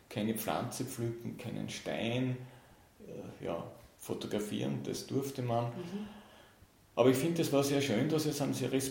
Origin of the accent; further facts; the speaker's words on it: Austria; Und von dem her war für mich als Österreicher äh, es, und der sich eben immer schon für die Arktis interessiert hat